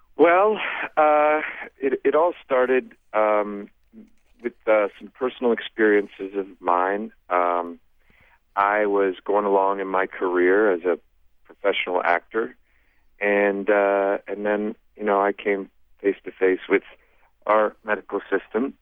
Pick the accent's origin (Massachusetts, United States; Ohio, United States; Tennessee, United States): Ohio, United States; I'm from Ohio